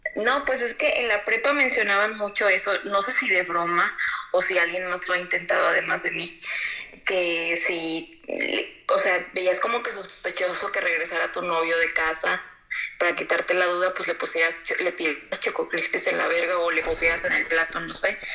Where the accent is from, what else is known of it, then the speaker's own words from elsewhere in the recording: Tampico, Tamaulipas, Mexico; now in Monterrey, Mexico; Soy de Tampico, pero radico en Monterrey